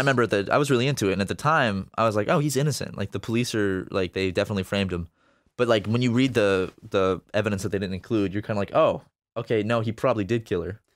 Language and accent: English; Charleston, South Carolina, United States; My hometown